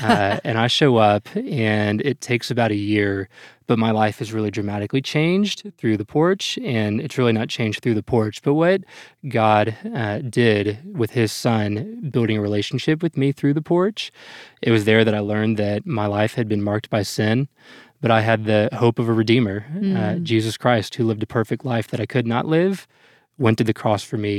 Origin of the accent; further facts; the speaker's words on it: Dallas, Texas, United States; I'm about as from Dallas as you can get, born and raised here, Presbyterian Hospital, and never quite left